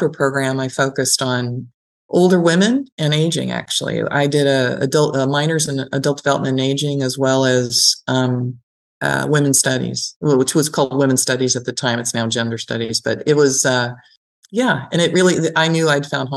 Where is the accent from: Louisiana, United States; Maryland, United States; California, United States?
California, United States; San Francisco Bay Area; I grew up in the San Francisco Bay Area